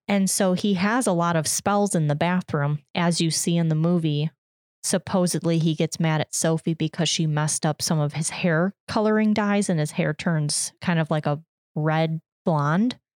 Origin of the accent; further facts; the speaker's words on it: United States; as an American